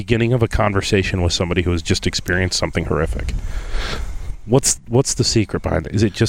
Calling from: Rochester, New York, United States; I'm calling from Rochester.

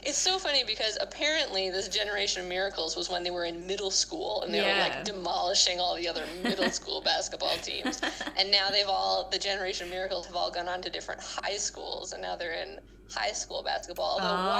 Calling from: New Brunswick, Canada; I am calling in from New Brunswick, Canada, which is just a little bit north of Maine

